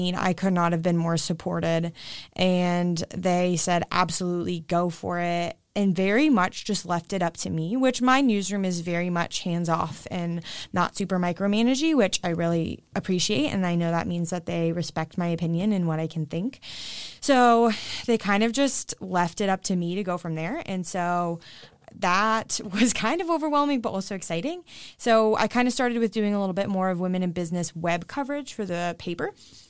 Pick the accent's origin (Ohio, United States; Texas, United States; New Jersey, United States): Ohio, United States; Westerville; I am from Westerville and my mom had a job there, so I got free tuition